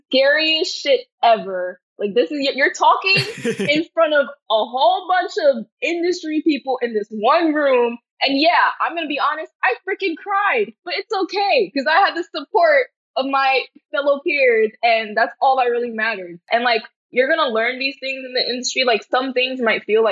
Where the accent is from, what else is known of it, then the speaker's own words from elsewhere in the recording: New York City, New York, United States; I'm from Brooklyn, New York. And yeah, growing up here all my life really made me a part of who I am